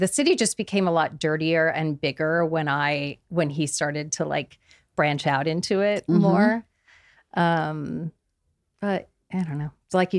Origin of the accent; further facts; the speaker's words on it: Kansas, United States; now in Los Angeles, United States; And, you know, I grew up in Kansas.